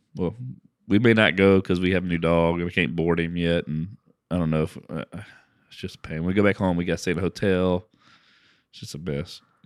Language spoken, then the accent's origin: English; Lake Charles, Louisiana, United States; moved away; I grew up in Lake Charles